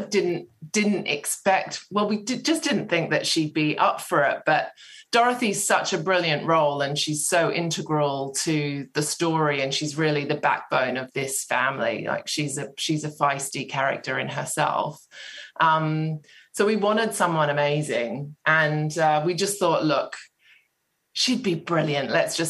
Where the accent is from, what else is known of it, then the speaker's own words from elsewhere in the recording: Sydney, New South Wales, Australia; now in United Kingdom; Oh, yeah, it creeps in. I have been here for a while now, but I'm from Sydney, yeah.